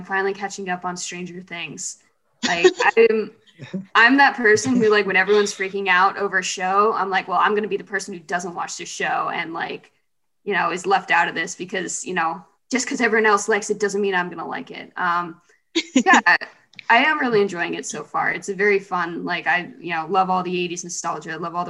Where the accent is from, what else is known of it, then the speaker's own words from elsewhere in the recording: Cocoa Beach, Florida, United States; Cocoa Beach, kind of near Orlando.